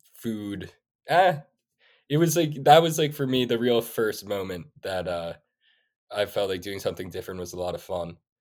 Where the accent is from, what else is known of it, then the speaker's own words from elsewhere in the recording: New York City, New York, United States; also born or lived in Sweden; I grew up in New York City, I have four older sisters